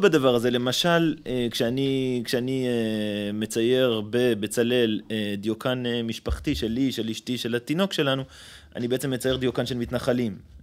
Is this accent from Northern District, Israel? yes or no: yes; Ma'alot-Tarshiha, Northern District, Israel; now in Bat Ayin; גדלתי במועט... אה, אז בעיירת פיתוח מעלות